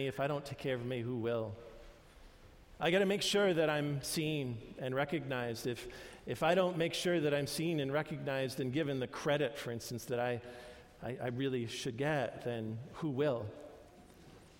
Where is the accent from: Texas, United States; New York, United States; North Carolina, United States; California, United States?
New York, United States; moved away; I had mostly Jewish friends when I grew up in New York